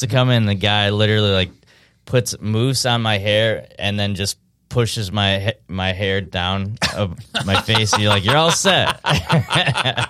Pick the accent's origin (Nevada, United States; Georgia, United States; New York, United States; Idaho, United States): New York, United States; upstate; I'm from upstate New York.